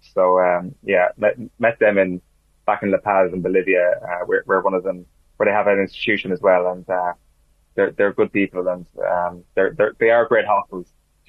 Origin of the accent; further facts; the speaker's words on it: Ireland; as an Irishman